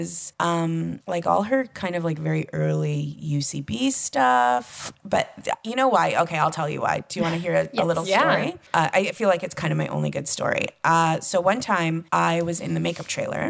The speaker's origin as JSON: {"language": "English", "country": "Canada", "said": "I'm from Canada"}